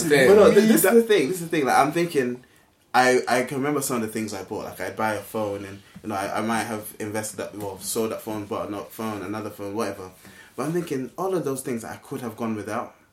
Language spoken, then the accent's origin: English; Ghana; I, I came from Ghana. We paid to go to school.